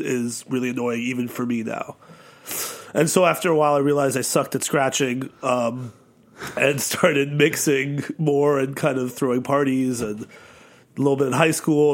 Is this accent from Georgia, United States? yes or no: no; New York City, New York, United States; I grew up in New York City